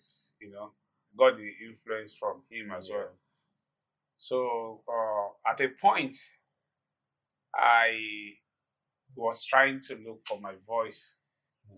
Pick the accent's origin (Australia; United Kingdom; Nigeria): Nigeria; Ibadan, Oyo; Growing up in Ibadan, in the interior part of Ibadan